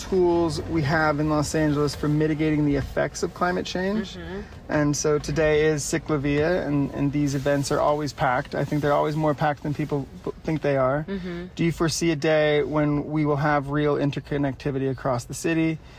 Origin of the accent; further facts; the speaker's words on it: Ireland; I'm blushing. You can tell I'm just an Irish person.